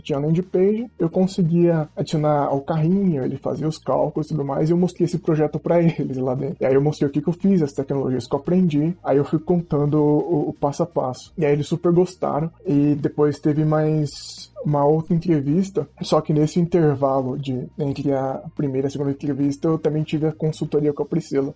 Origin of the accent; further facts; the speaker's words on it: São Paulo, Brazil; eu sou de Adema São Paulo e hoje eu tenho 22 anos